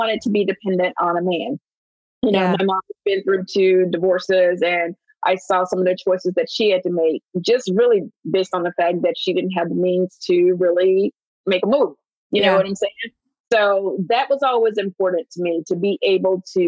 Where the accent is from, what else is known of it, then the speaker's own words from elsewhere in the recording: Alabama, United States; moved away; I grew up poor in Alabama